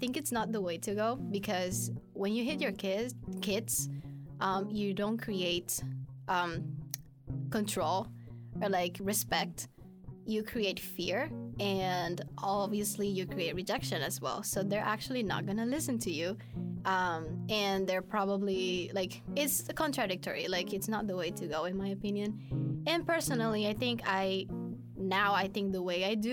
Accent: Venezuela; now in Canada; I came to Canada 3 years ago and I'm originally from Venezuela

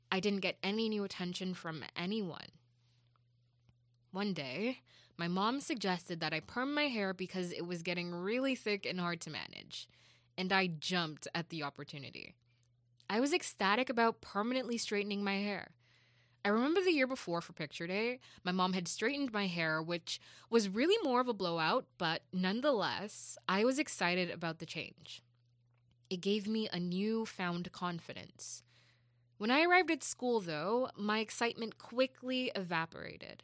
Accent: Jamaica; moved away; As a Jamaican

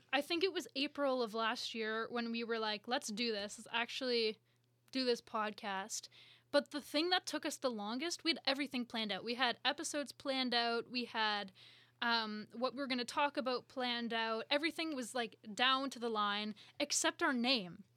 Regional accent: Collingwood, Ontario, Canada; now in Toronto, Canada; two hours north from Toronto in a town called Collingwood

